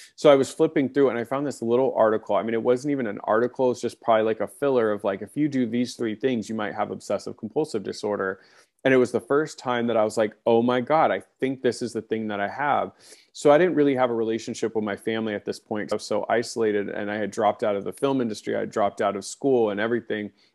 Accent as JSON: {"language": "English", "town": "Long Beach", "region": "California", "country": "United States", "tie": "born or raised there", "lives_now": "Orange County, California, United States", "said": "I, I grew up in Long Beach, which is a, you know, a, a part of Los Angeles County."}